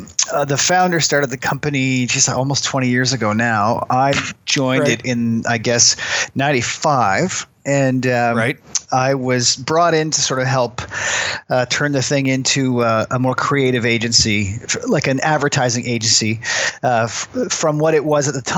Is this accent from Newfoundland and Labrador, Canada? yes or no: yes; Newfoundland and Labrador, Canada; also born or lived in Germany; now in Halifax, Canada; No, I'm from Newfoundland, actually. I was okay. Born there, but military brat, so spent a lot of time moving around. I spent my teenage years living in Germany and then back to Canada in 1990